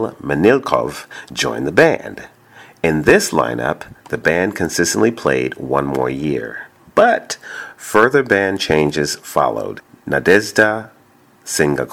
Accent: New York City, New York, United States; I'm from Brooklyn

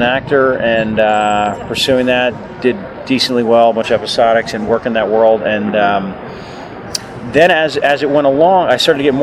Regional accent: New York City, New York, United States; moved away as an adult; I am a New Yorker. I'm born and raised in Manhattan

